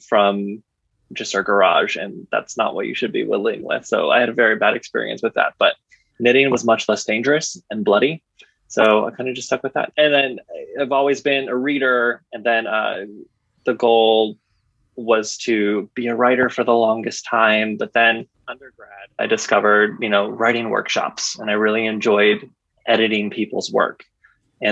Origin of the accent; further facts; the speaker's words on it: Midwest, United States; I'm originally from the Midwest